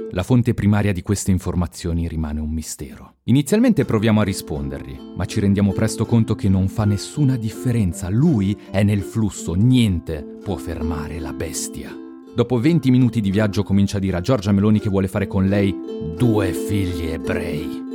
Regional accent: Lugano, Ticino, Switzerland; Gli rispondo Lugano

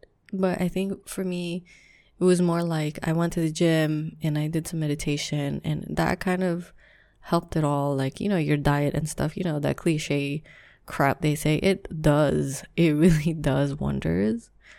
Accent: Philippines; so just a little background, I am Filipino, so Asian, raised, strict household, that part doesn't matter, but anyways, I am from a culture where you co-sleep.

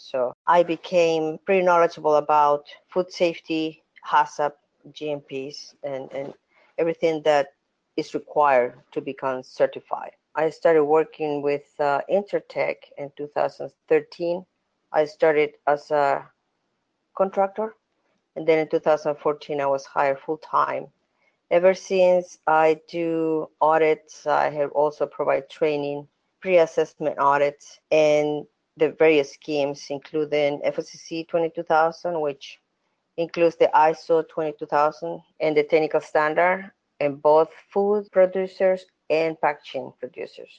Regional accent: El Salvador; moved away as an adult; now in United States; I am originally from El Salvador, so I started over there. When I came to the States in the 90s

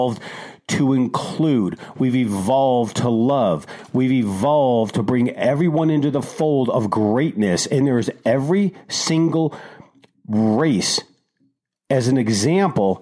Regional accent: Detroit, Michigan, United States; moved away; I grew up in Detroit

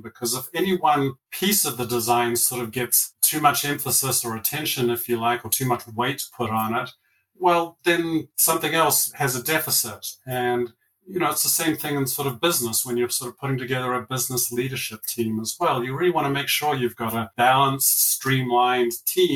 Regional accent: New Zealand; now in Colorado, United States; I'm from down south, grew up in New Zealand, had a wonderful childhood and upbringing there

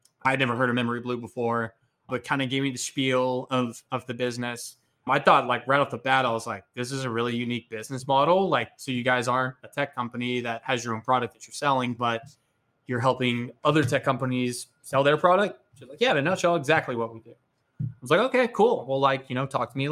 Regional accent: Austin, Texas, United States; growing up in Austin

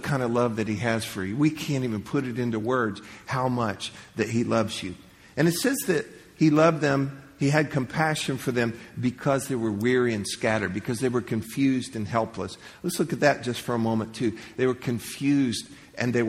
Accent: Central Florida, United States; I grew up in Central Florida

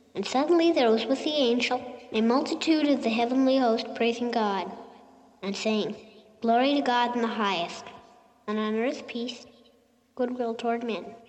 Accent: Circleville, Ohio, United States; I grew up in Circleville, Ohio

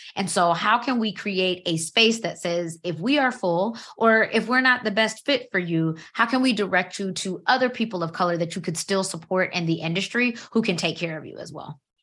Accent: Georgia, United States; now in Maryland, United States; I'm from Georgia

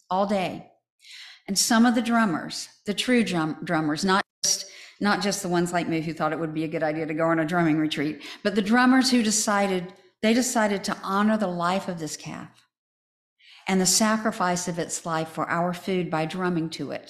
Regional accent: United States; Where I grew up in Chatham County, chickens are a big industry.

